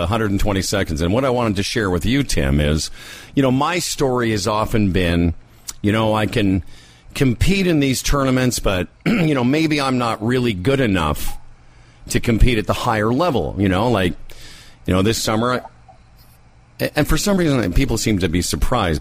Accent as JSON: {"language": "English", "town": "Moose Jaw", "region": "Saskatchewan", "country": "Canada", "tie": "born or raised there", "said": "I grew up in Moose Jaw"}